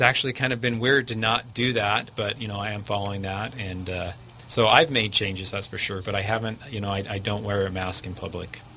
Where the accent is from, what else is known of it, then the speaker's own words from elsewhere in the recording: United States; as an American